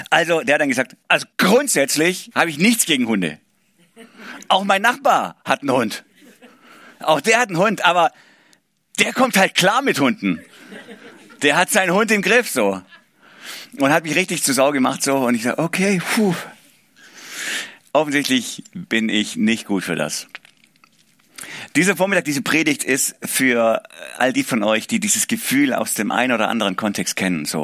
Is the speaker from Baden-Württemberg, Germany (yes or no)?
yes; Baden-Württemberg, Germany; accent: Swabian; Ich komme aus dem Schwabenländle. Ich hoffe, man hört es nicht zu arg. Ich versuche es zu verbergen, aber Wahrscheinlich rutscht immer zwischendrin raus.